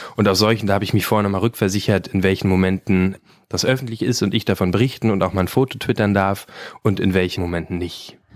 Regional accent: Brandenburg, Germany; ich komme aus Brandenburg

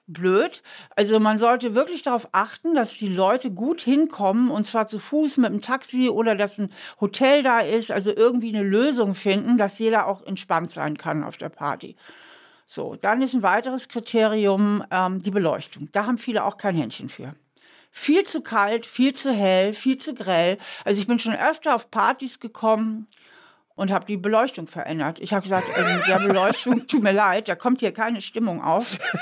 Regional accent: Hamburg, Germany; now in Trier, Germany; ich bin ja aufgewachsen in Hamburg

